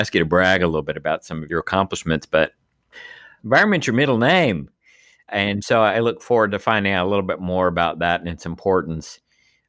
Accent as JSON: {"language": "English", "region": "Texas", "country": "United States", "tie": "born or raised there", "moved": "yes", "said": "I grew up back in Texas"}